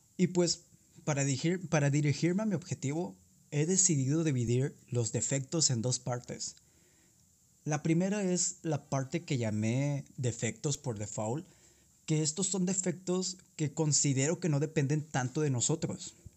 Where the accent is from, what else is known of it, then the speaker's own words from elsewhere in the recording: southern Tamaulipas, Mexico; un emprendedor de 19 años de la zona sur de Tamaulipas